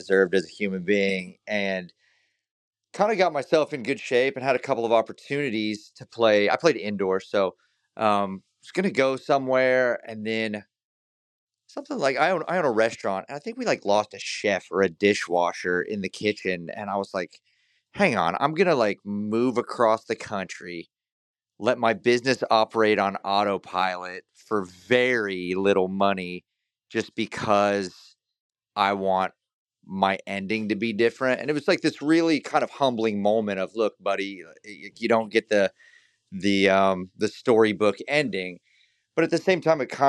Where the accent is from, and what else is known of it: Tulsa, Oklahoma, United States; born or raised there; also born or lived in northern Wisconsin